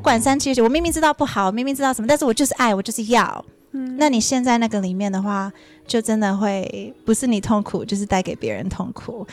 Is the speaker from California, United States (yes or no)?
no; Virginia, United States; moved away as an adult; also born or lived in New York; now in Taiwan; 我在纽约出生，嗯。然后我在 Virginia 长大，嗯。然后我十八岁来台湾